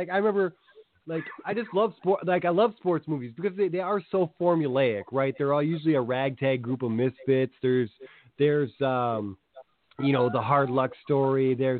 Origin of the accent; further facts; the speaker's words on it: Minnesota, United States; But then we're from Minnesota.